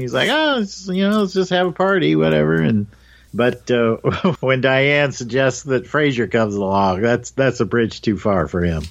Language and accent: English; Indiana, United States; moved away; I'm from the Midwest, uh, Indiana right. originally